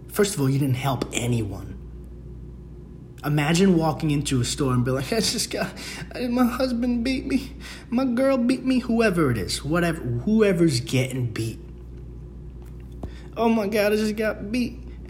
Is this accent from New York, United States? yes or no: yes; Bronx, New York, United States; now in Queens, United States; Dude, I came from the Bronx and I was like, oh, it's just the Bronx thing because of the quality of people. Came to Queens.